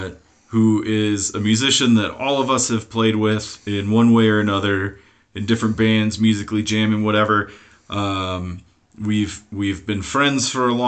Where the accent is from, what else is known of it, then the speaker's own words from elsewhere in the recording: Hawaii, United States; when I was growing up in Hawaii